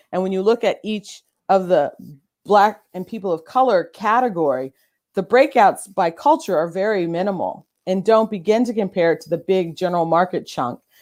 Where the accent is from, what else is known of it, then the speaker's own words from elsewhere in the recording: Orange County, California, United States; I'm from Orange County, California